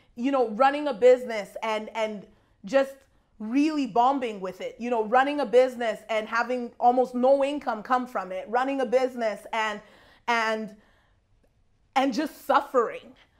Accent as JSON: {"language": "English", "country": "Nigeria", "said": "I'm Nigerian"}